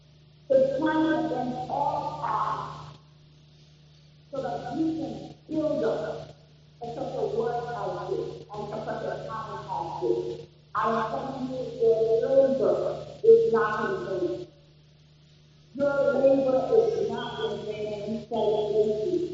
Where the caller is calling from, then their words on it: Atlanta, Georgia, United States; from Atlanta, Georgia.